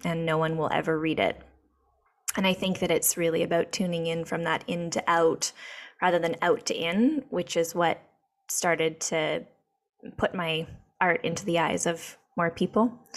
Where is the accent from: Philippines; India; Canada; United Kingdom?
Canada; Whitehorse, Yukon; moved away as an adult; now in Encinitas, United States; I am from Canada. I was born in Whitehorse in the Yukon, and um, was raised by two moms